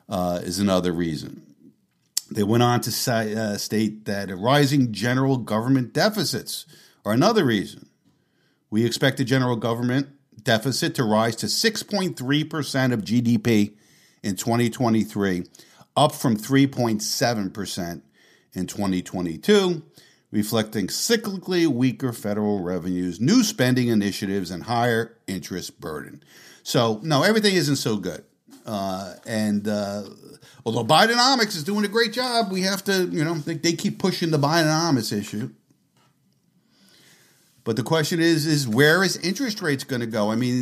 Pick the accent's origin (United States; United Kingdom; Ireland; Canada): Canada; I'm from Canada, but I assume the interest rate terms in the U.S. are the same.